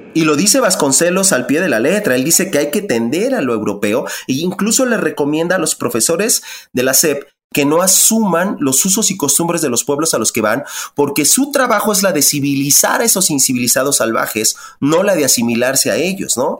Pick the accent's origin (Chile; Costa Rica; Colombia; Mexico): Mexico; Ecatepec, State of Mexico; me crié en Ecatepec, en Ecatepec, yo estudié en la UNAM